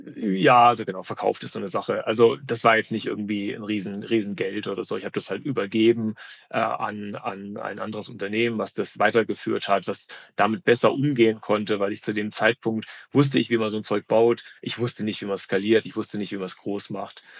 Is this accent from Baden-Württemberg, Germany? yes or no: no; North Hesse, Germany; born or raised there; also born or lived in Berlin